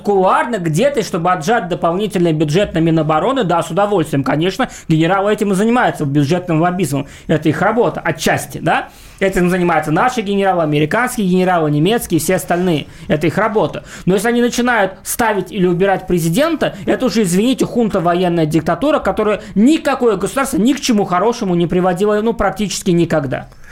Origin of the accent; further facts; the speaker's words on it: Tashkent, Uzbekistan; moved away; Я там родился, и я там вырос, в Ташкенте